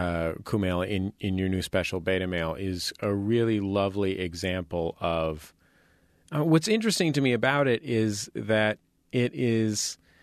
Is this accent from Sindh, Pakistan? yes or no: yes; Karachi, Sindh, Pakistan; the reason that you get to tell that joke isn't just, oh, I'm from Karachi, so I can tell this joke.